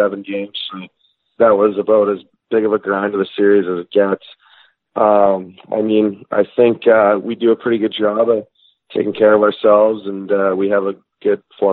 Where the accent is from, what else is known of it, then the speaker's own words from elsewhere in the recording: Regina, Saskatchewan, Canada; also born or lived in Sheffield, England; I was born in Sheffield, England, and then my dad was coaching hockey over there, and then we moved home back to Regina, Saskatchewan. So I grew up in Regina